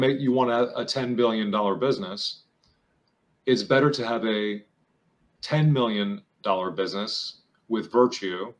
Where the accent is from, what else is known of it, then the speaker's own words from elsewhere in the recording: New York, United States; I'm from New York